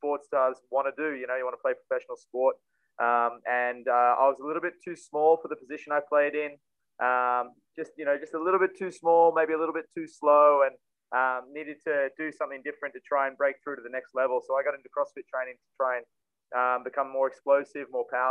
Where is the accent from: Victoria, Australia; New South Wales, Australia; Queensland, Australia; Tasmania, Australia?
Queensland, Australia; Ipswich; I grew up in a small town called Ipswich, which is about 30 minutes west from Brisbane